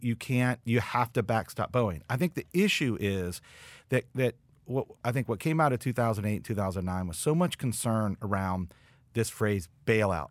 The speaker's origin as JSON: {"language": "English", "region": "West Virginia", "country": "United States", "said": "I'm from West Virginia"}